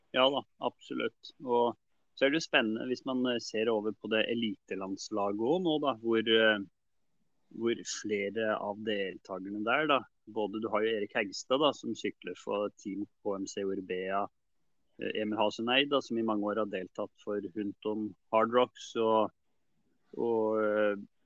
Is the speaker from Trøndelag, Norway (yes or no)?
no; Trysil, Innlandet, Norway; Vi er jo fra Trysil